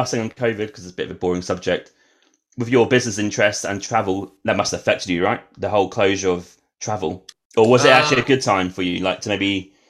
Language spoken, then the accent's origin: English; Norwich, East of England, United Kingdom; I'm from Norwich, England.